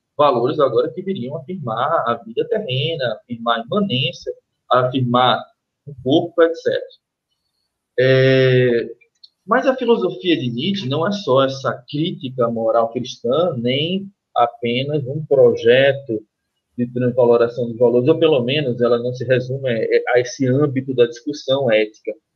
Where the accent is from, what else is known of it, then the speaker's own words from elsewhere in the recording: Recife, Pernambuco, Brazil; eu sou do, do Recife, pernambucano do Recife